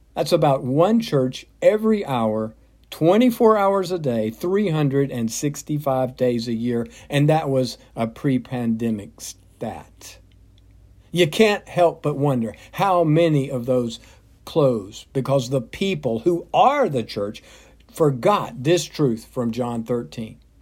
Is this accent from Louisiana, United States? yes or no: no; south of Atlanta, Georgia, United States; When I was growing up, my mom took my brothers and sister and me to church. First Baptist in my hometown, south of Atlanta